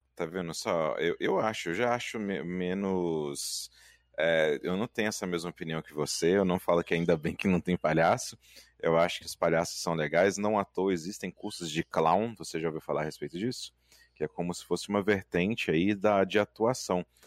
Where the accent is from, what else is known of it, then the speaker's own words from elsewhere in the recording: Minas Gerais, Brazil; Eu, enquanto mineiro de Minas Gerais